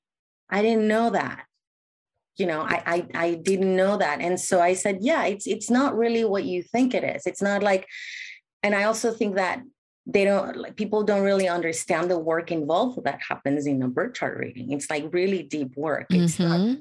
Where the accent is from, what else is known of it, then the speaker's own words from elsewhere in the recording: Mexico City, Mexico; moved away as an adult; now in San Francisco, United States; I was raised in Mexico